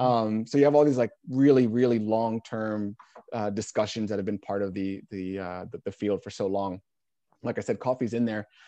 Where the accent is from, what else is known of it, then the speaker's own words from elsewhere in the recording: New Jersey, United States; moved away as an adult; now in Portland, United States; originally from New Jersey, I mentioned, uh, here in Portland.